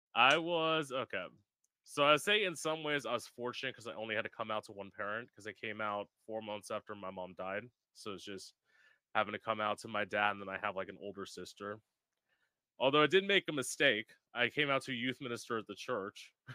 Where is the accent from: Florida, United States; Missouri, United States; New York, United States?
Florida, United States; I've lived in Florida my whole life